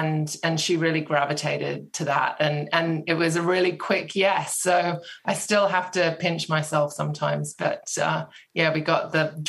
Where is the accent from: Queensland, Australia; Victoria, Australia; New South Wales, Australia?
New South Wales, Australia; Sydney; now in United Kingdom; Oh, yeah, it creeps in. I have been here for a while now, but I'm from Sydney, yeah.